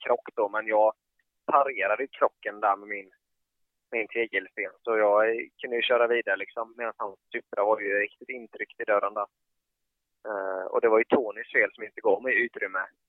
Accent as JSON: {"language": "Swedish", "town": "Habo", "region": "Jönköping County", "country": "Sweden", "tie": "born or raised there", "said": "jag är uppvuxen i Habo"}